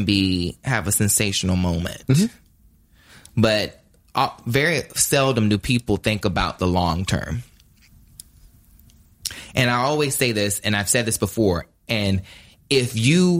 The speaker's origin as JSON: {"language": "English", "town": "Ahoskie", "region": "North Carolina", "country": "United States", "moved": "yes", "said": "I come a long way from Ahoskie, North Carolina now"}